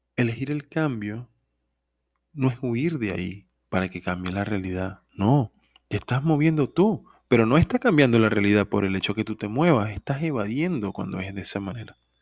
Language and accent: Spanish; Venezuela; en mi país, Venezuela